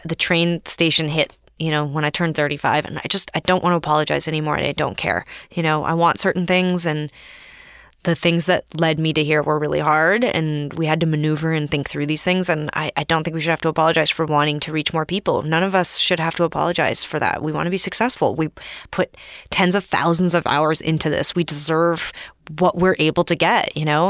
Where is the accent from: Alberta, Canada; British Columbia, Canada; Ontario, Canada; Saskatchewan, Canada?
Alberta, Canada; Calgary; I grew up in Calgary, Alberta.